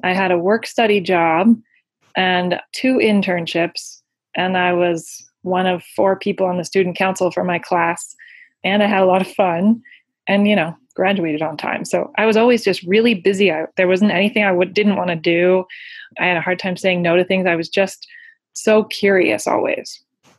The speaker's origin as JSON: {"language": "English", "town": "Denver", "region": "Colorado", "country": "United States", "tie": "born or raised there", "said": "in Denver"}